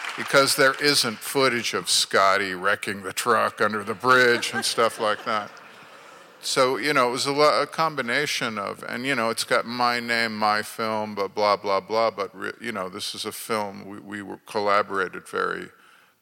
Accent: Akron, Ohio, United States; I'm from Akron, Ohio

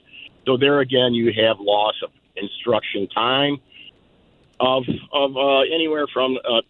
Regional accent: Detroit, Michigan, United States; So I grew up in Detroit, and I still have friends and family with Detroit police and firemen.

